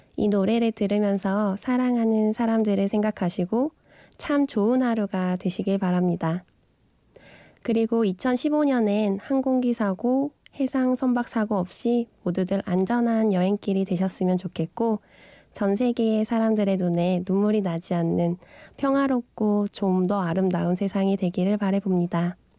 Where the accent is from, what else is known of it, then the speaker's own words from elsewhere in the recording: South Korea; moved away as an adult; also born or lived in Middle East; 내가 한국인인가가 음시름스러울 때가 있다. 한국을 오랫동안 떨어져 있다 보니